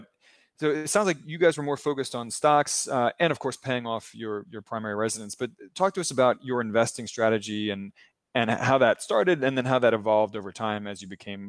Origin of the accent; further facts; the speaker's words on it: Maryland, United States; I'm from Maryland, so not far away from there.